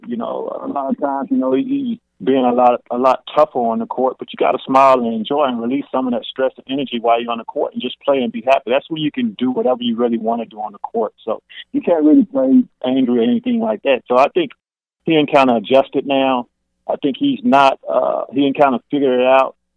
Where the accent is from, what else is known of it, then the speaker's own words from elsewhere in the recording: Houston, Texas, United States; I'm from Fairway, Yates Brown